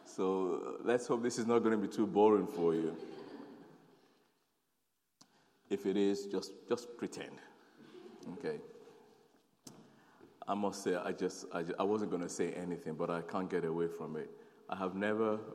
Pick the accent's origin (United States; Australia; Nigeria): Nigeria; also born or lived in South London / North London; now in London, United Kingdom; I'm a Nigerian, born to Nigerian parents. I'm born in Nigeria